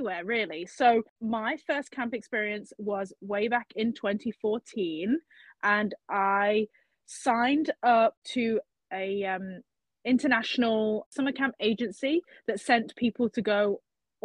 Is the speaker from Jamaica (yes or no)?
no; Leicester, East Midlands, United Kingdom; accent: British; I'm from Leicester, England